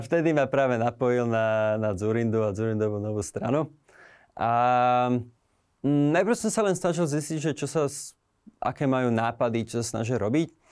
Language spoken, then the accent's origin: Slovak; Slovakia; moved away; žijem už nejaký čas v zahraničí, ale stále som Slovák